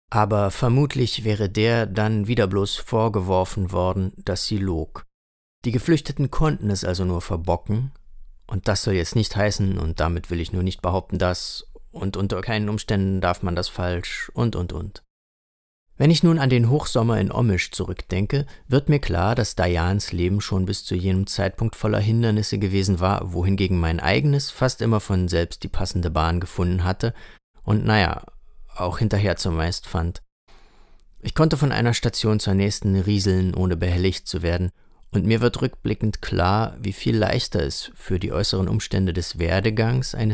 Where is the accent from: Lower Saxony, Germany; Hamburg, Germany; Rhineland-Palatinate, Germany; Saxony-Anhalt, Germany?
Saxony-Anhalt, Germany; Halle; flohen sie nach Deutschland und landeten in Renés und meiner Heimatstadt Halle.